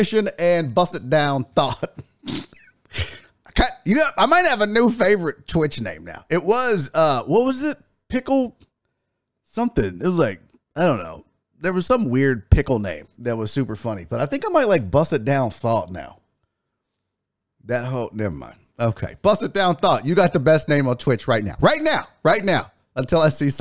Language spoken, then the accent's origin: English; Houston, Texas, United States; I'm from Houston, Texas.